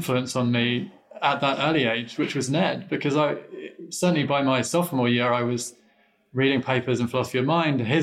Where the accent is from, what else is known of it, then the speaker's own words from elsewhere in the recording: London, United Kingdom; moved away; I didn't grow up in Chicago. I grew up in London, England